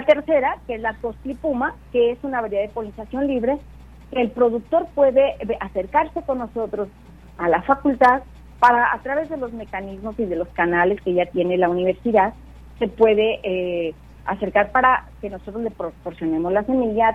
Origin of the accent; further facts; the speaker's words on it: Michoacán, Mexico; Yo soy originaria de Michoacán